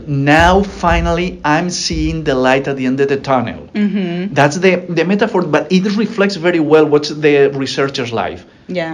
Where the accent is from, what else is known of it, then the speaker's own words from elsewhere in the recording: Alicante, Valencian Community, Spain; moved away as an adult; now in United States; It's my hometown in Alicante is a small town.